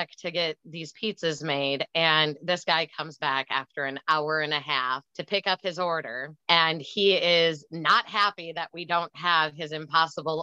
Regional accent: Green Bay, Wisconsin, United States; when I was 15, I grew up in Green Bay, Wisconsin.

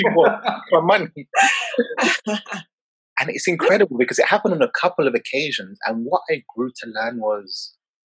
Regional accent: London, United Kingdom; I grew up in Peckham, Southeast London

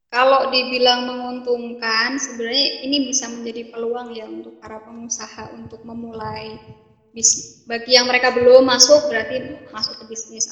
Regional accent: Pringkuku, Pacitan, East Java, Indonesia; daerah saya, Pringkuku

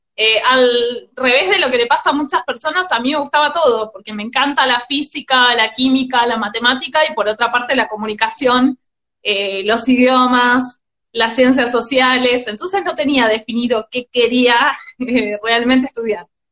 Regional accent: General Pirán, Buenos Aires Province, Argentina; also born or lived in Mar del Plata; now in San Miguel de Tucumán, Argentina; nací en Mar del Plata, pero estoy anotada en General Pirán y me siento orgullosamente piranense

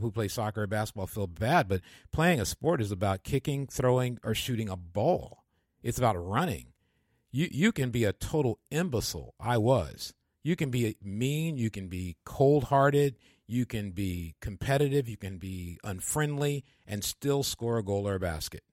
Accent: Michigan, United States; I'm from Michigan and the part of Michigan I'm from

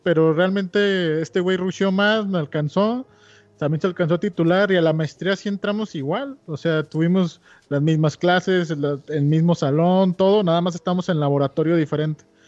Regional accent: Guadalajara, Jalisco, Mexico; moved away as an adult; also born or lived in Mexico City / Querétaro; soy fan de Guadalajara, amo mi ciudad. También, también como la amo, he vivido toda mi vida ahí, este, salvo el último año

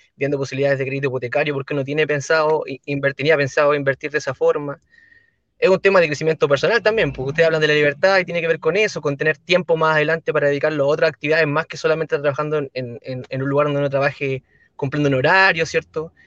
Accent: La Ligua, Valparaíso, Chile; yo soy de la comuna de La Ligua, que es en la quinta región

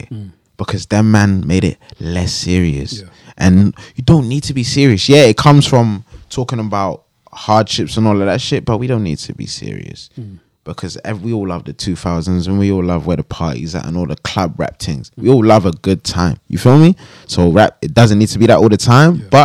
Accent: Jamaica; now in United Kingdom; I'm Jamaican. My my country built the fucking back of this whole fucking shit.

